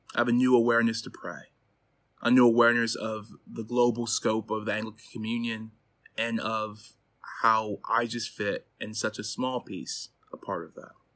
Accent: Chicago, Illinois, United States; moved away as an adult; now in Durham, United Kingdom; I'm from Chicago, Illinois, but moved to the U K, um, seven years ago

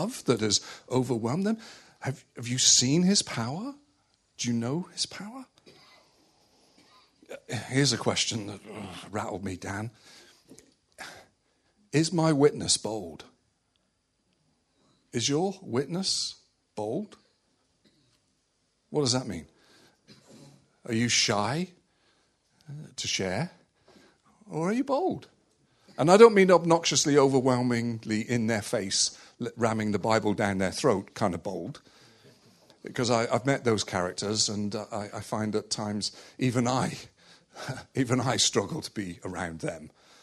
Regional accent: West Country, South West England, United Kingdom; also born or lived in Malta; I grew up in the West Country

